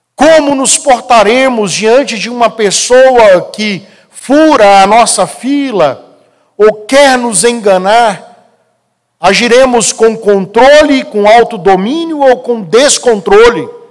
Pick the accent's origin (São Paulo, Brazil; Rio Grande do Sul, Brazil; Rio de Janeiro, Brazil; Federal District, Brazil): Federal District, Brazil; Brasília; eu cresci aqui no Guará